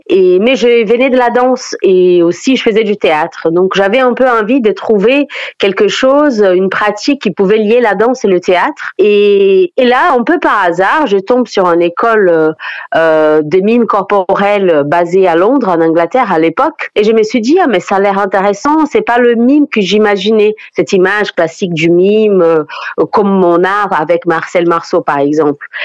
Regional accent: Brazil; French is a second language; moved away; je suis brésilienne.

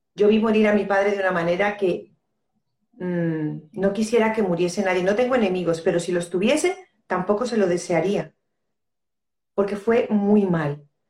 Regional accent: Spain; also born or lived in Los Urrutias, Region of Murcia; soy española de nacimiento y colombiana de corazón

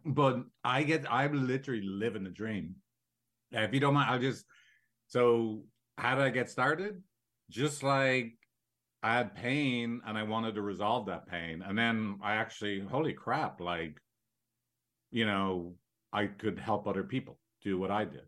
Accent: Ireland; now in San Francisco, United States; I'm from Ireland, as you can tell.

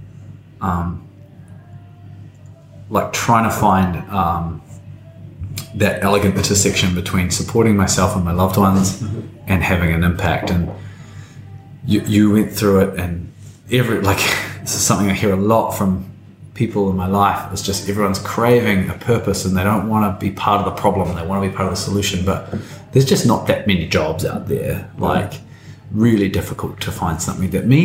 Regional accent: Tauranga, Bay of Plenty, New Zealand; I grew up in Tauranga, which most people will know is sort of like the retirement village of New Zealand

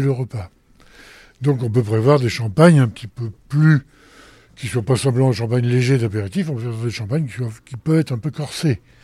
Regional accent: Picardy, Hauts-de-France, France; now in Paris, France; je suis picard moi-même. Mais je suis picard, mais de l'autre côté, je suis côté de betterave

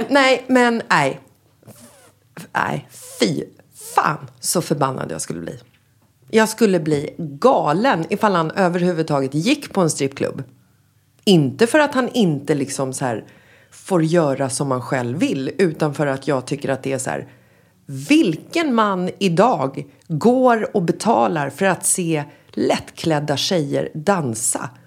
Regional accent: Sweden; moved away as an adult; also born or lived in Marbella, Spain; now in Spain; när vi kommer hem till Sverige från Spanien

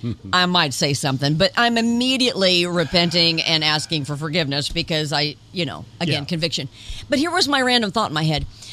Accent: Indiana, United States; we're a Hoosier

